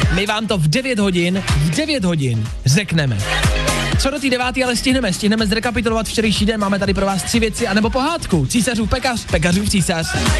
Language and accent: Czech; Plzeň, Plzeň Region, Czechia; já jsem z Plzně